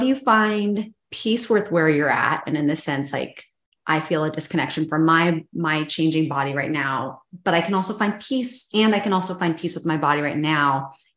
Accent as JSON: {"language": "English", "town": "Boise", "region": "Idaho", "country": "United States", "tie": "born or raised there", "said": "we love the Boise area, as being like born and raised in the Boise area"}